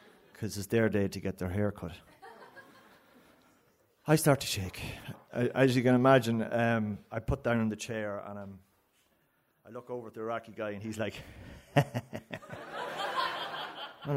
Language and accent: English; County Cavan, Ireland; I'm from Kinalekleck